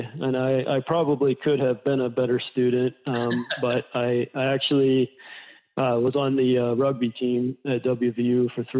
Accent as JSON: {"language": "English", "town": "Glendale", "region": "West Virginia", "country": "United States", "tie": "born or raised there", "moved": "as an adult", "lives_now": "Colorado, United States", "said": "I grew up in Glendale, West Virginia. And coincidentally enough, I grew up just down the street from"}